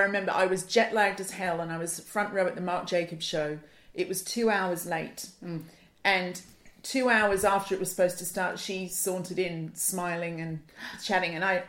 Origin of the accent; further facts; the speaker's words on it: Sydney, New South Wales, Australia; growing up in Sydney